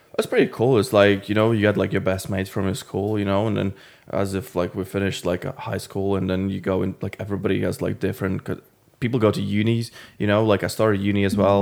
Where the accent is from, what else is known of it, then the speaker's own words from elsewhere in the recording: Latvia; moved away as an adult; now in London, United Kingdom; originally I'm from Latvia